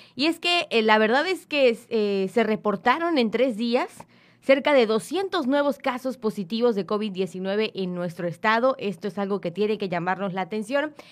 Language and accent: Spanish; Mexico; somos mexicanos